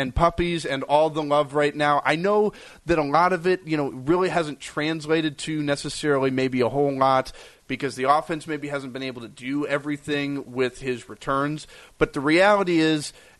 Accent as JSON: {"language": "English", "region": "Minnesota", "country": "United States", "tie": "born or raised there", "moved": "yes", "lives_now": "Wisconsin, United States", "said": "I grew up in Minnesota"}